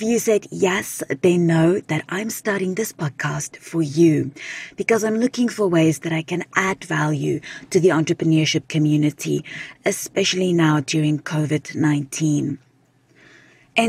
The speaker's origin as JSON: {"language": "English", "country": "South Africa", "moved": "yes", "lives_now": "British Columbia, Canada", "said": "I'm originally from South Africa"}